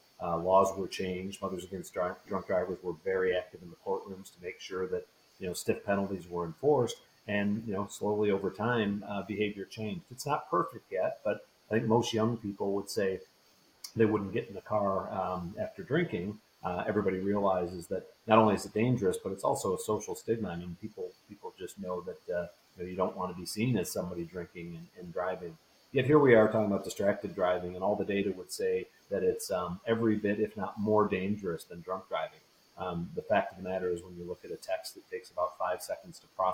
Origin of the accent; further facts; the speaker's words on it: Michigan, United States; for example, in my home state, it's referred to as Hands Free Michigan.